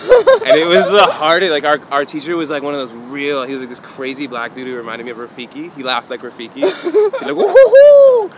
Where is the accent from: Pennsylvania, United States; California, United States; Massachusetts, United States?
California, United States; Santa Monica; So, like, I always was exposed to that growing up in Santa Monica.